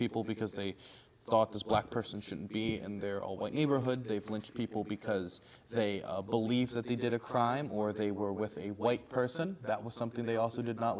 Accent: Prince George's County, Maryland, United States; I was born and raised in Prince George's County.

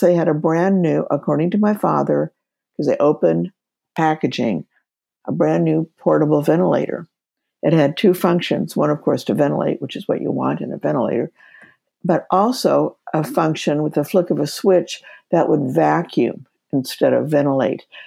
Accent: Kansas, United States; moved away as an adult; also born or lived in Seattle, Washington; by background, I'm from Kansas.

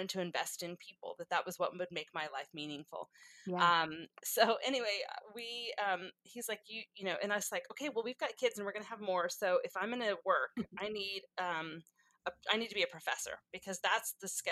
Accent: California, United States; also born or lived in Texas / Kentucky; I'm from California

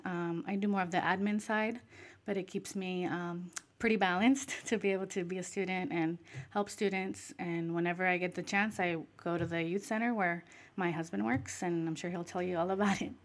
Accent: Michoacán, Mexico; now in United States

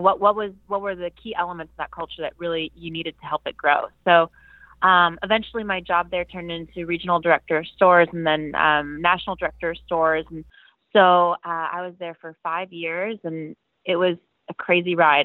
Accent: Atlanta, Georgia, United States; also born or lived in Virginia; I grew up in um, the suburbs of Atlanta

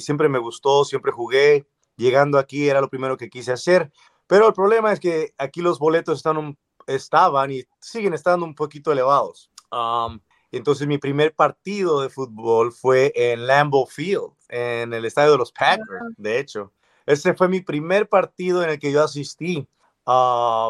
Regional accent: Morelos, Mexico; first language English; Spanish is a second language; moved away as an adult; also born or lived in Cuernavaca, Mexico; now in Chicago, United States; nacido, Ah, y poquito criado en el estado de Morelos

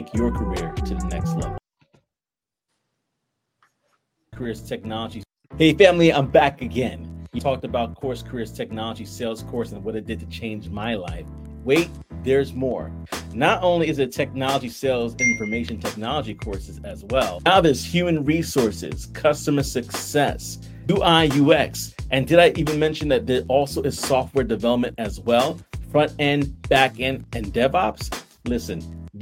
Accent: New York City, New York, United States; we have Brooklyn as our roots

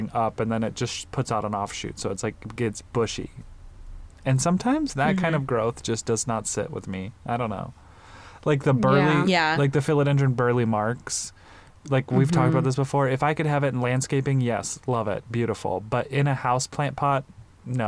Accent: Nebraska, United States; moved away; I was from Nebraska

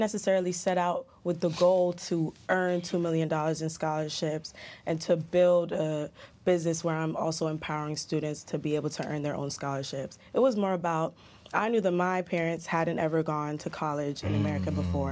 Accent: London, United Kingdom; born or raised there; also born or lived in Jamaica; now in United States

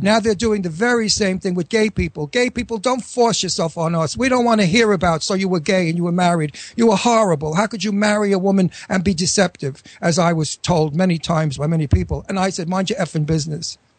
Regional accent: New York City, New York, United States; accent: New York accent; Astoria accent; moved away; I'm from Astoria

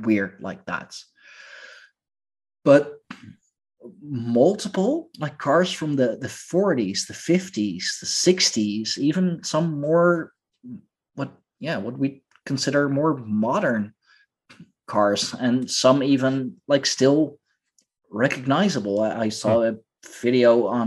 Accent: Leiden, South Holland, Netherlands; here in my hometown. And I know that the city of Leiden is quite an old city

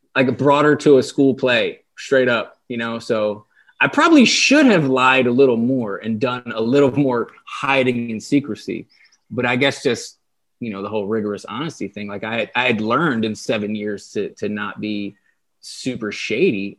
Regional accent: Delaware, United States; moved away as an adult; also born or lived in San Diego; I, I grew up in Delaware. I lived in Delaware for twenty-eight years

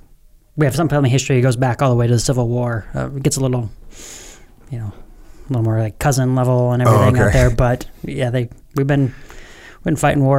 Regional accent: Washington, United States; also born or lived in Alaska / Illinois / Mountain Home, Idaho; I was born in Alaska, but then moved to Illinois. Don't really remember any of either of those places. First place I remember is Mountain Home, Idaho, which is just a tiny little place about an hour south of Boise. And then from there, I kind of call Washington State home

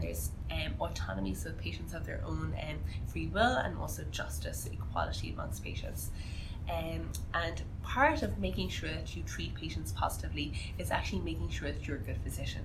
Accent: Ireland; moved away as an adult; now in Canada; I'm actually Irish, you can't tell from my accent

